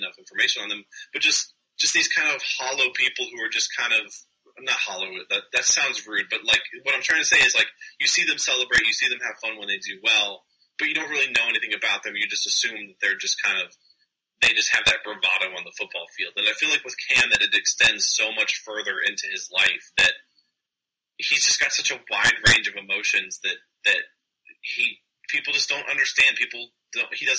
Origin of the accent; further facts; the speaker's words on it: United States; also born or lived in Indiana / Oklahoma; I'm American